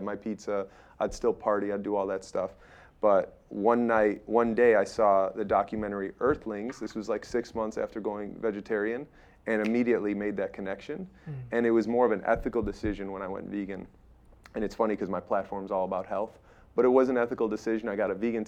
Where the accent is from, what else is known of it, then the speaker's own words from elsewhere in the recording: Chicago, Illinois, United States; moved away; I came from Chicago